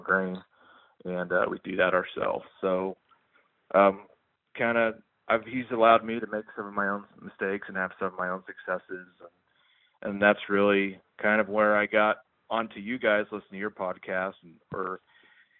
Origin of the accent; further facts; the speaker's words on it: Kansas, United States; I'm from Kansas